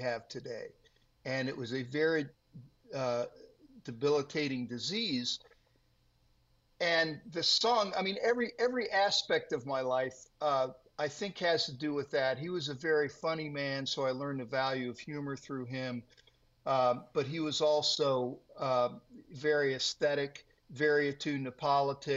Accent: Worthington, Ohio, United States; I was raised here, but I've stayed in one place

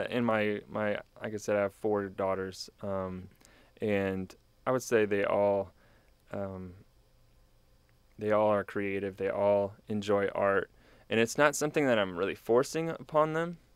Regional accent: New Braunfels, Texas, United States; now in College Station, United States; I grew up in New Braunfels area

